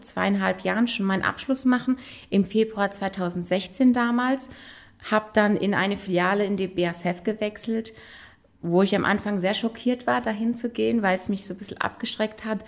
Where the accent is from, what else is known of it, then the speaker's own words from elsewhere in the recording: Frankenthal, Rhineland-Palatinate, Germany; Ich bin in Frankenthal geboren und aufgewachsen